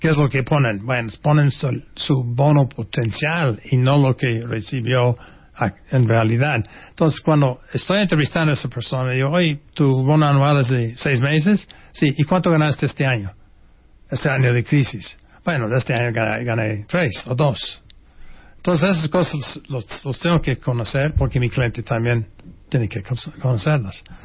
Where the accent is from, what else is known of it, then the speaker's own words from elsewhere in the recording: United States; first language English; Spanish is a second language; moved away as an adult; now in Mexico; yo tengo acento y que yo soy gringo